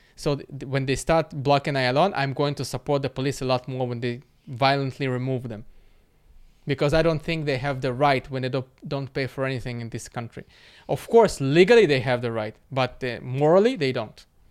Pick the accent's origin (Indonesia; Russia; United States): Russia; Moscow; now in Israel; I was born in Moscow